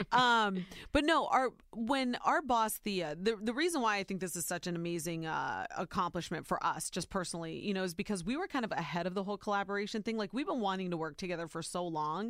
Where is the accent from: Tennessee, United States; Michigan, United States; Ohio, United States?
Ohio, United States; born or raised there